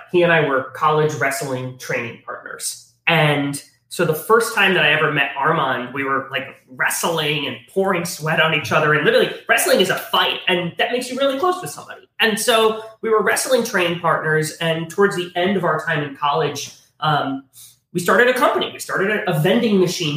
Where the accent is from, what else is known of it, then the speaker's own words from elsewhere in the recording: Western New York, United States; moved away; also born or lived in Southern California / Buffalo; So I'm from Western New York